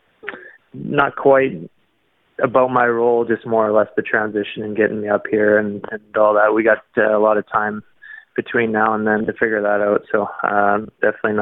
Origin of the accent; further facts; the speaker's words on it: Canada; me being Canadian